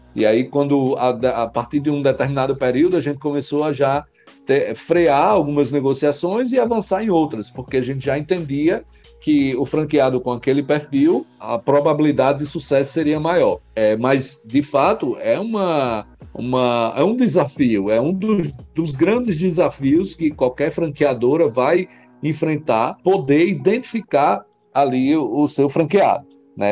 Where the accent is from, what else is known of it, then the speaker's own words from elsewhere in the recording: Mossoró, Rio Grande do Norte, Brazil; Nasci em Mossoró, Rio Grande do Norte, né? Lá a segunda cidade do estado. Como diz o, o Matuto, nasci e me criei na, em Mossoró